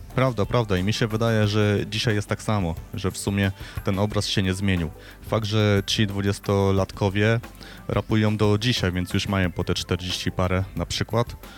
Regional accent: Silesian Voivodeship, Poland; ja pochodzę ze Śląska

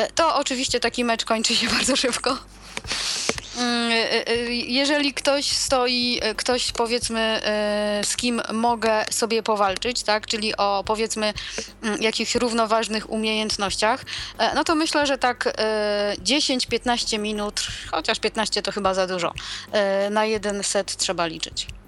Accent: Przemyśl, Subcarpathian Voivodeship, Poland; u nas w Przemyślu

